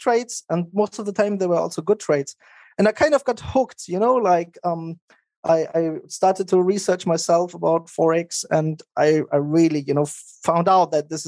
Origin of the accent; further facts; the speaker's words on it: Germany; moved away as an adult; also born or lived in Maastricht, Netherlands / Spokane, United States / Nice, France; I grew up in Germany. I went to high school there.